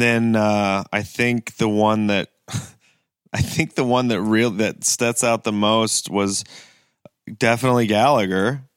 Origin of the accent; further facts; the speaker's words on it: Kent, Ohio, United States; also born or lived in Greenville, South Carolina; I grew up in Kent, Ohio